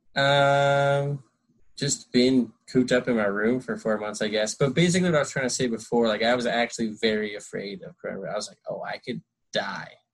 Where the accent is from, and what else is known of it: Connecticut, United States; born or raised there; moved away as an adult; also born or lived in New York City / California / Colorado; now in Los Angeles, United States